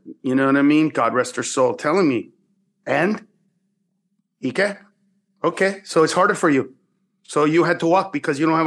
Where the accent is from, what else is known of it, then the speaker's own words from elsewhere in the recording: San Pedro Sula, Cortés, Honduras; I was born in San Pedro Sula, Honduras.